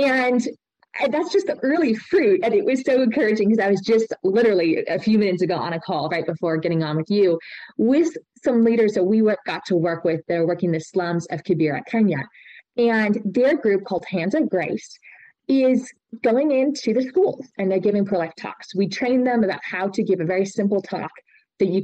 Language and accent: English; United States; also born or lived in Austria